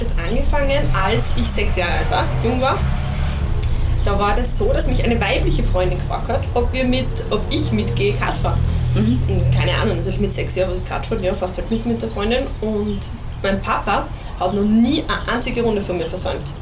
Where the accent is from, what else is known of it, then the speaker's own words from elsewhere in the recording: Styria, Austria; ich bin ja Steirerin